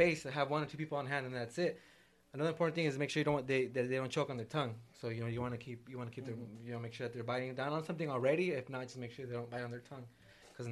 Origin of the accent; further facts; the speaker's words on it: San Marcos, California, United States; now in Vista, United States; I grew up in San Marcos, went to school there, graduated there, currently live in Vista